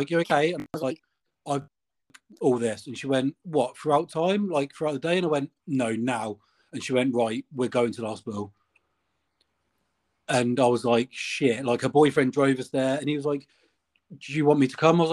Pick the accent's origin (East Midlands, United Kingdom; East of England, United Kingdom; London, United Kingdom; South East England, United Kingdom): East Midlands, United Kingdom; Northampton; moved away; I'm from Northampton, which is like Midlands